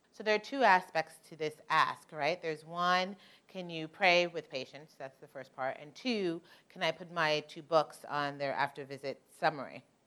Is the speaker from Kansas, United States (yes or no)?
no; New York, United States; I'm originally from New York.